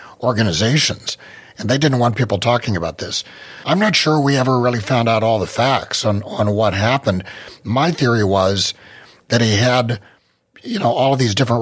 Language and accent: English; West Virginia, United States; moved away as an adult; also born or lived in Las Vegas; I was from West Virginia. I was used to West Virginia high schools